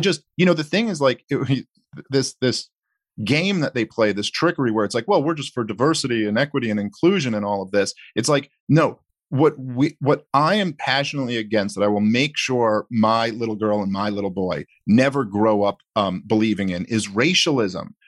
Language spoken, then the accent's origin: English; New York City, New York, United States; I grew up in Brooklyn